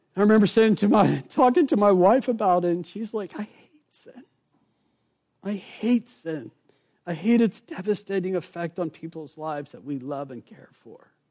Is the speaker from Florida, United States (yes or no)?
yes; Rockledge, Florida, United States; also born or lived in Merritt Island; I grew up actually here in Brevard County in Rockledge, Merritt Island